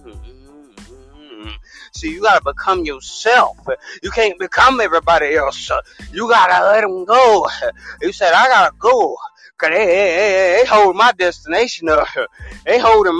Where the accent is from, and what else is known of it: the South, United States